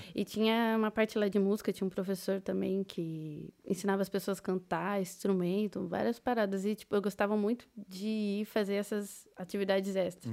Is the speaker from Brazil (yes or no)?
yes; Osasco, São Paulo, Brazil; moved away as an adult; also born or lived in Paraná / Londrina; now in Dublin, Ireland; Eu nasci no Paraná, uhum. fiquei lá até, sei lá, meus seis, oito anos, mais ou menos. Uhum. Aí meus pais se mudaram para São Paulo, para Osasco. Falo que eu sou de Osasco